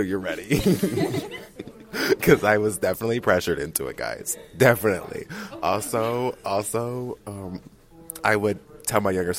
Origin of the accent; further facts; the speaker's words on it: Mexico; moved away; also born or lived in Wyoming; I also lived in Mexico. I mean, I was born in Mexico